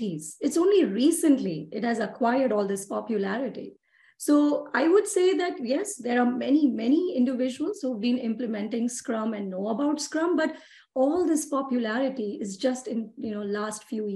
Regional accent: Mumbai, Maharashtra, India; moved away as an adult; now in Texas, United States; I'm from Mumbai, India. And I'm born and raised in India

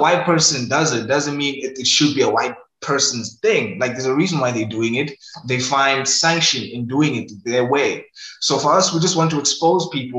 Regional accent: Ohlange/Ulenzi, KwaZulu-Natal, South Africa; also born or lived in Inanda; I was born and raised in Ulenzi

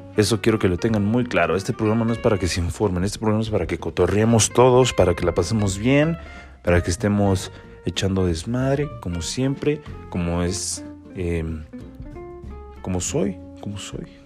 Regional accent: State of Mexico, Mexico; soy de aquí del Estado de México

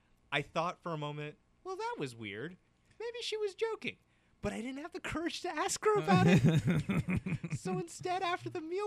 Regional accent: New Port Richey, Florida, United States; also born or lived in Land O'Lakes, Florida; Newport Richey, Florida.

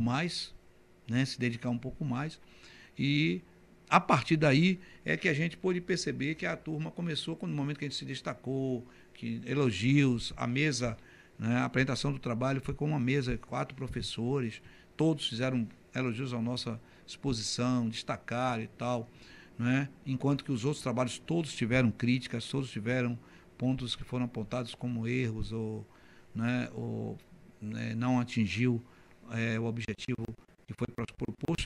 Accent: Camaçari, Bahia, Brazil; na estação de Camaçari, saltava na estação da calçada e ia andando até o Colégio Central da Bahia

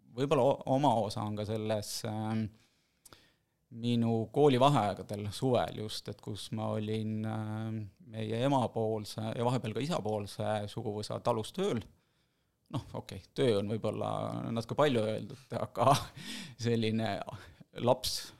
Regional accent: Võru, Võru County, Estonia; moved away as an adult; also born or lived in Tallinn; now in Viimsi, Estonia; ma kolisin mingi hetk Võrust, kus ma olen sündinud, kasvanud, esimesed kakskümmend kuus või kakskümmend seitse aastat elasingi Võrus

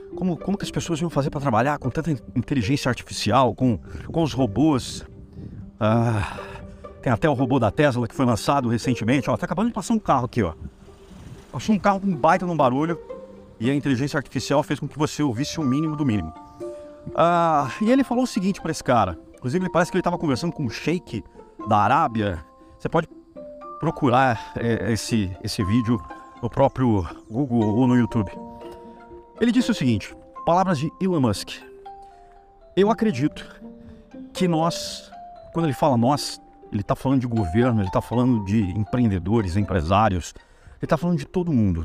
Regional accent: Brazil; nós somos brasileiros

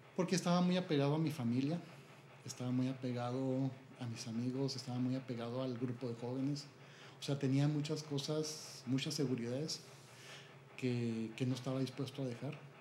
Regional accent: Chihuahua, Mexico; Soy originario de aquí, de Chihuahua.

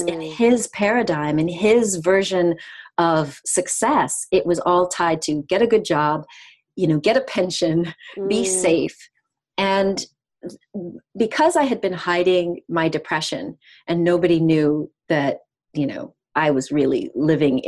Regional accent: United States; moved away as an adult; also born or lived in South of France / British Guiana (mother's origin); now in France; I'm American. I've been living in the south of France for the last 7.5 years

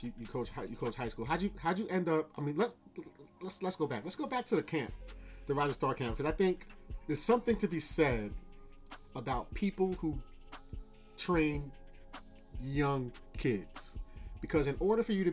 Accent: New Rochelle, New York, United States; I grew up on May Street.

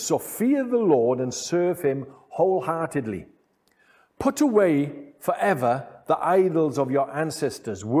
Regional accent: Wales, United Kingdom; being Welsh and living in this part of the United Kingdom, Wales

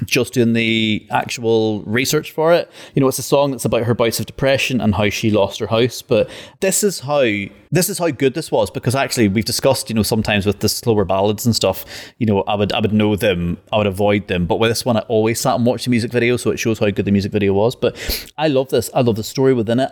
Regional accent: Ireland; I'm actually Irish

